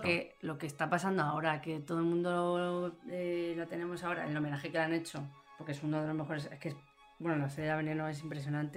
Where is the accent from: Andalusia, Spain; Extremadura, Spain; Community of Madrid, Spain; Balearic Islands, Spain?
Community of Madrid, Spain; Fuenlabrada; no soy andaluza, soy de Fuenlabrada